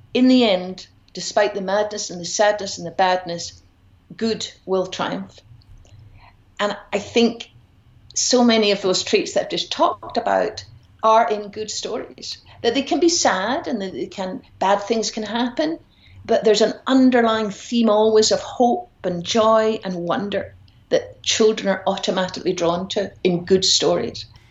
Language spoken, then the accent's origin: English; Glasgow, Scotland, United Kingdom; also born or lived in Edinburgh; I grew up in Glasgow